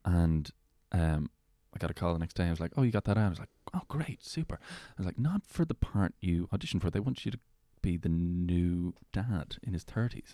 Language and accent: English; Meath, Leinster, Ireland; I grew up in Meath